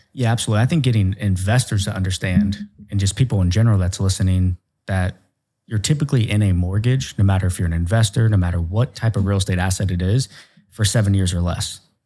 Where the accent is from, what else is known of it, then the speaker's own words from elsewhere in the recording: Ohio, United States; I'm a hillbilly from Ohio